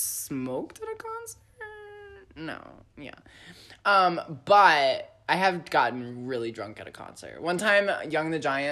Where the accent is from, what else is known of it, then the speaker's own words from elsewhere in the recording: Lynchburg, Virginia, United States; moved away; If y'all know anything about Lynchburg, Virginia, it is where Liberty University is. This is my hometown